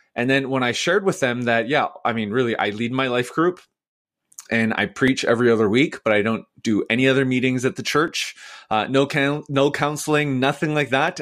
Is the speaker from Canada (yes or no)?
yes; Vancouver, British Columbia, Canada; also born or lived in Nashville, United States; now in Edmonton, Canada; I am from Vancouver